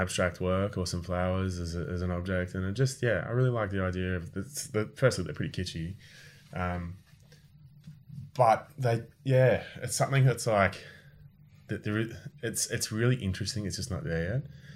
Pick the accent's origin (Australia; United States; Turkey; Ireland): Australia; moved away as an adult; now in France; we moved to France from Australia